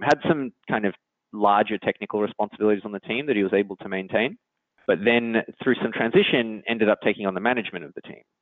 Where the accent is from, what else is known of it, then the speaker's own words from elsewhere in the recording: Australia; accent: Australian; moved away as an adult; now in San Francisco, United States; So I'm Australian, if you can't uh, tell from my accent, but I've been out in San Francisco in the Bay Area for about nine years now